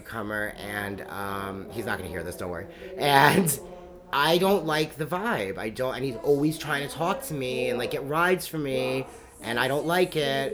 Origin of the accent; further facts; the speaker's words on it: Rockland County, New York, United States; moved away; also born or lived in Philadelphia; my whole life, like, growing up in Rockland County, and like, even though this is New York City suburbs